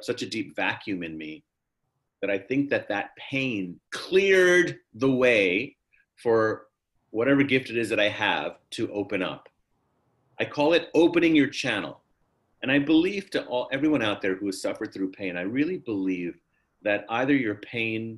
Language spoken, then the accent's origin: English; New York City, New York, United States; also born or lived in Harlem, New York; We were living in the Bronx. I was born in Harlem. Then we bought this old house in the Bronx